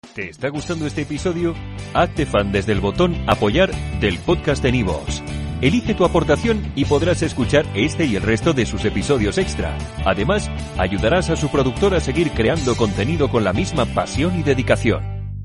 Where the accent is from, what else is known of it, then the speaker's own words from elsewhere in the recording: Andalusia, Spain; somos andaluces